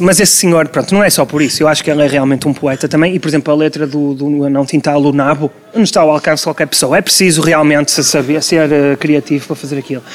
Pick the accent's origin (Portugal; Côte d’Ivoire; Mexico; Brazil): Portugal; Porto, Norte; also born or lived in Vila Nova de Gaia, Portugal; eu sou portuense de primeira geração, a minha família toda é do Distrito da Guarda